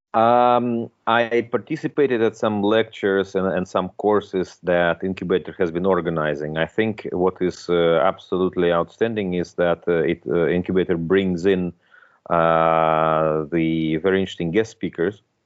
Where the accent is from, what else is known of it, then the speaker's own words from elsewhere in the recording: Moscow, Russia; moved away as an adult; also born or lived in Belgium; now in Luxembourg; I was born in Moscow. I'm originally I'm a Russian